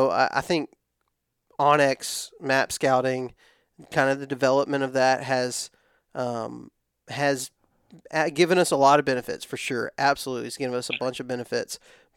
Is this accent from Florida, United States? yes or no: no; Texas, United States; I'm from West Texas. Everything's really dry in West Texas.